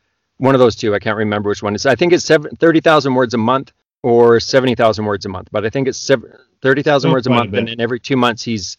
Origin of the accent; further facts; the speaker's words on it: Canada; Probably more than most because I'm Canadian.